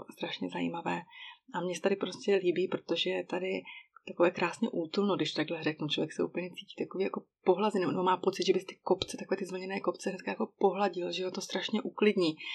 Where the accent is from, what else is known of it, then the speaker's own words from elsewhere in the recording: Czechia; moved away as an adult; now in Switzerland; oblast, odkud pocházím, tedy Bílé Karpaty